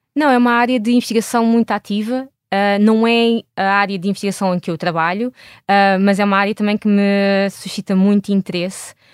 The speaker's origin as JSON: {"language": "Portuguese", "country": "Portugal", "moved": "as an adult", "said": "eu saí de Portugal em, em 2008 para ir fazer o meu doutoramento"}